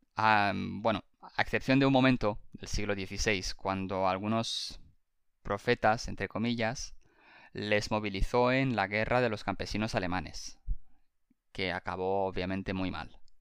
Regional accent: Spain; somos dos millennials rumanos que crecimos en España

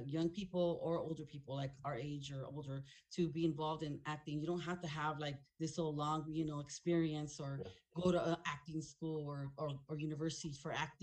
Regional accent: Los Angeles, California, United States; I was born and raised in South Central

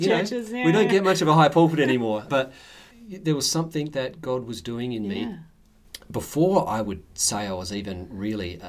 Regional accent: Clare, South Australia, Australia; I'm a country boy originally, born and bred in Clare in the mid-north.

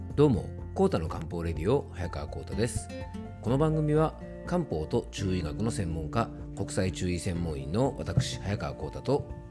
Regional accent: Yamanashi, Japan; 僕の地元のね、ラジオ局 YBS ラジオという放送局

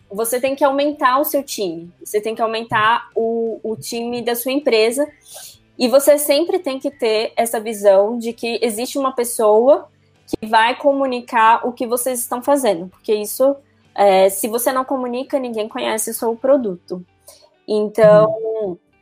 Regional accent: Brasília, Federal District, Brazil; eu sou de Brasília

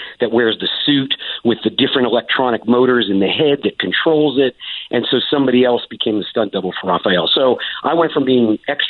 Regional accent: North Carolina, United States; also born or lived in Los Angeles; now in Fort Worth, United States; they shot the movies in North Carolina, and that's where I grew up

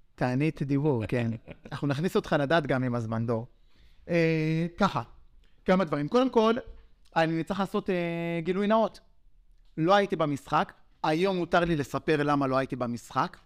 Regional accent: Yavne, Central District, Israel; אנחנו מרוקאים מיבנה, מהשכונה

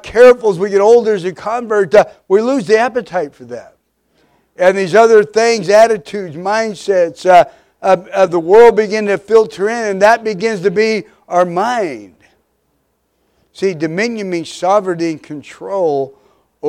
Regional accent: Midwest, United States; We were raised in the Midwest

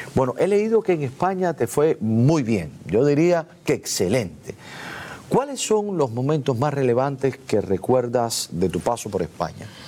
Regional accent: Cuba; nosotros los cubanos

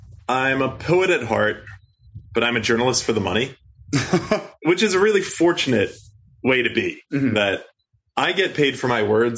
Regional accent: Baltimore, Maryland, United States; moved away as an adult; also born or lived in Roanoke, Virginia / Ireland / Northern California / Southern California; now in Taipei, Taiwan; So I grew up in Baltimore, Maryland.

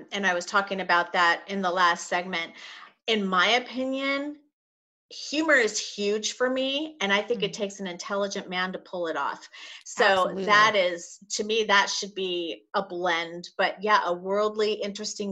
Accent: La Jolla, California, United States; grew up in La Jolla.

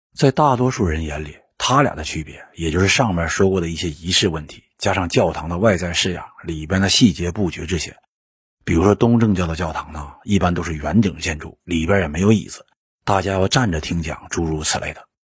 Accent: Northeast China, China; accent: Northeastern (Dongbei) dialect; 用我们东北话说

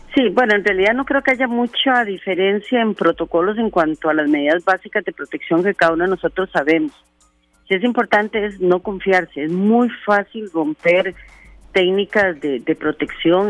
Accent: Costa Rica; nosotros como costarricenses

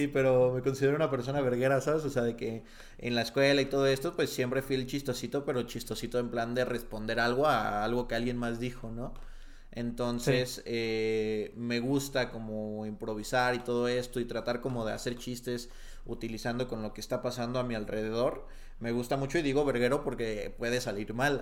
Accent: Tepatitlán de Morelos, Jalisco, Mexico; moved away; yo nací en Tepatitlán de Morelos, Jalisco, un pueblito muy alejado de eh, varias cosas

